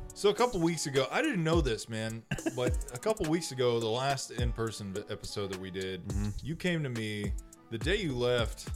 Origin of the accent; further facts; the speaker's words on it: Texas, United States; I'm from Texas